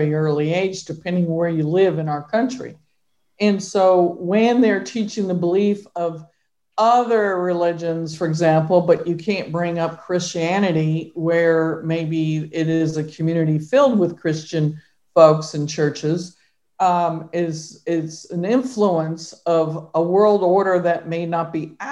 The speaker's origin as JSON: {"language": "English", "region": "California", "country": "United States", "moved": "yes", "lives_now": "Texas, United States", "said": "I came from California"}